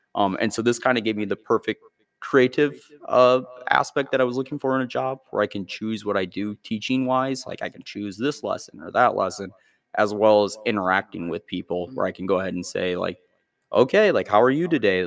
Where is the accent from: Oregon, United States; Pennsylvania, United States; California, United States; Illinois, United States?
Illinois, United States; Byron; I grew up in Byron